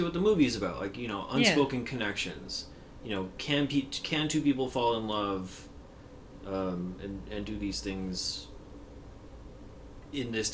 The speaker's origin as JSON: {"language": "English", "country": "United States", "said": "I will not get as an American"}